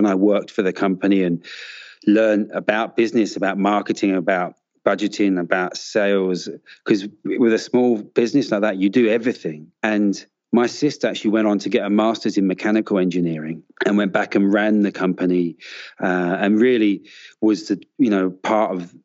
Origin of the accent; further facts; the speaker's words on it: London, United Kingdom; I grew up in Southeast London, just on the edge of the city.